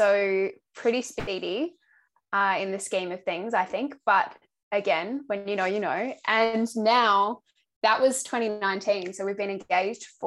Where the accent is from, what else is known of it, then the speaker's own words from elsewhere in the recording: Adelaide, South Australia, Australia; moved away as an adult; now in Melbourne, Australia; I'm originally from Adelaide, but I've lived in Melbourne now for coming up to 5 years